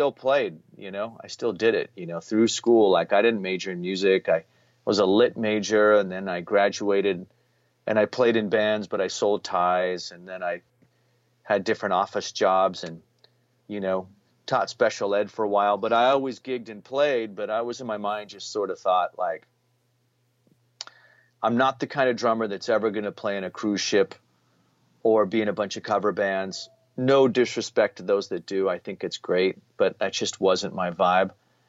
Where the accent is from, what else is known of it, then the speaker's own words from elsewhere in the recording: Reno, Nevada, United States; I was from Reno or Lake Tahoe, you know, and that was like almost like a being like a movie star